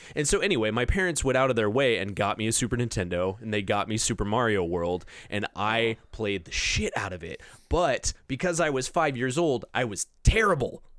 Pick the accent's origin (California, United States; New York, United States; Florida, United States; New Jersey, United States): California, United States; Orange County, Southern; I grew up in the suburbs of L A, so Orange County